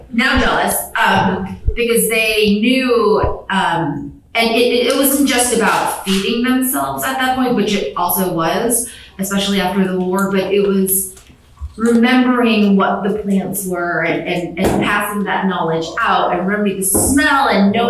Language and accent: English; Chicago, Illinois, United States; I grew up in the Chicagoland area